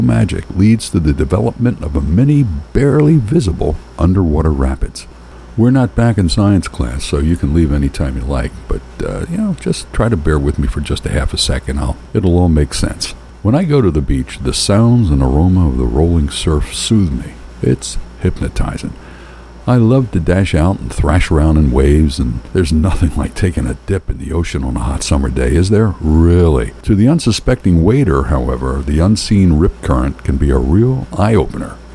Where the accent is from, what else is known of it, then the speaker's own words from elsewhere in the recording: Philadelphia, Pennsylvania, United States; We're from North Philly, and when I was a kid, most of our relatives lived within a 10-block area